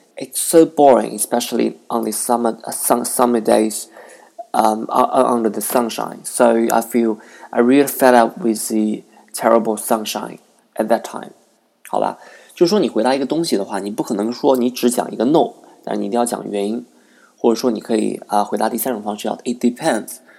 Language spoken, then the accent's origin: English; Nanjing, Jiangsu, China; English is a second language; live in my hometown in Nanking